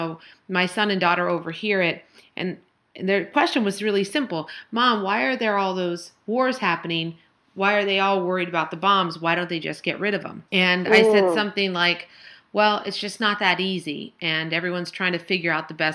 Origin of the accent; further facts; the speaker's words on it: California, United States; now in Philadelphia, United States; when I grew up in California, I had cousins and aunts and uncles all around me all the time